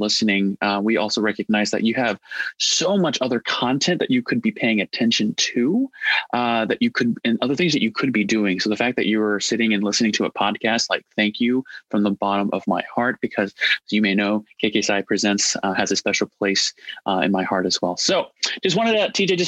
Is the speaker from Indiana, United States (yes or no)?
yes; Indiana, United States; also born or lived in Nebraska; I was born in Nebraska and raised in Indiana, so spent most of my life around corn, flatland, and being a Midwesterner.